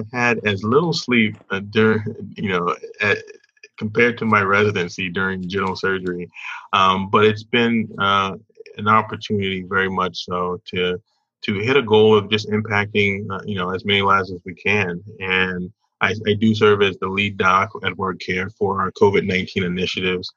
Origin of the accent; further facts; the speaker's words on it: the South, United States; moved away as an adult; also born or lived in Indiana; Born and raised in the South